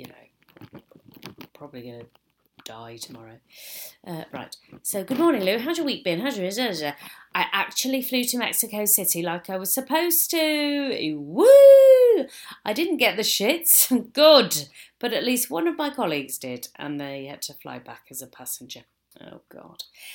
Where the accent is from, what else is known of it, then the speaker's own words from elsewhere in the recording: High Wycombe, South East England, United Kingdom; moved away; I went to my hometown last week of High Wycombe